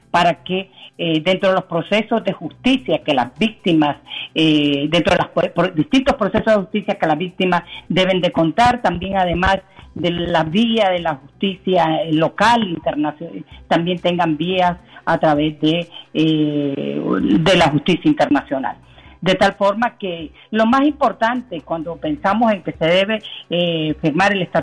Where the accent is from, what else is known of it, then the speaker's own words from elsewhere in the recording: Nicaragua; el principal problema que hemos tenido como sociedad nicaragüense es que no cumplimos la ley